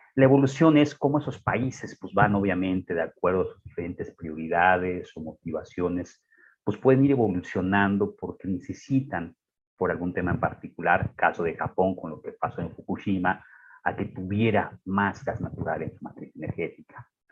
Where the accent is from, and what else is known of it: Mexico